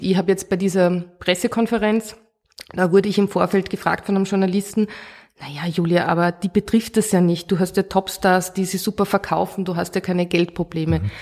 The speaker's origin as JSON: {"language": "German", "town": "Oberalm", "region": "Salzburg", "country": "Austria", "tie": "born or raised there", "also_born_or_lived": "Hallein", "said": "in Hallein bin ich in die Schule gegangen, ich bin aus Oberalm, also im Tenningau"}